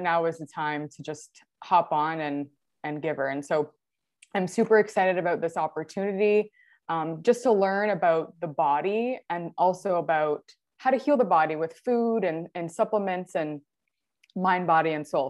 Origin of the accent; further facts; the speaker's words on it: near Niagara Falls, Ontario, Canada; I'm from Ontario, Canada, really close to Niagara Falls.